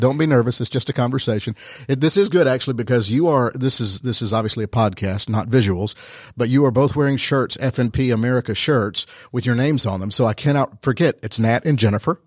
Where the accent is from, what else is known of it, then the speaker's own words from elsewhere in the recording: Rome, Georgia, United States; I'm from Rome, small town, U S